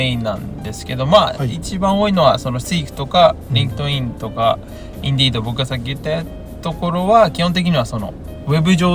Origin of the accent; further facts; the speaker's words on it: Osaka, Japan; first language Japanese; moved away as an adult; now in Melbourne, Australia; 僕大阪出身なんですけど